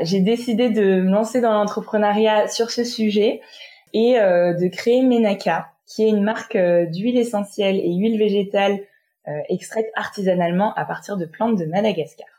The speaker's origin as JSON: {"language": "French", "country": "France", "tie": "born or raised there", "said": "je suis née, j'ai grandi en France"}